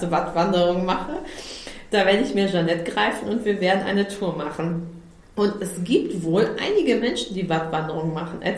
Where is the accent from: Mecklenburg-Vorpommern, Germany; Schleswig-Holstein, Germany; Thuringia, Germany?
Schleswig-Holstein, Germany; mich bekannt zu machen mit meiner Heimat, die ich so, so großartig finde. Echt Echtitmarschen.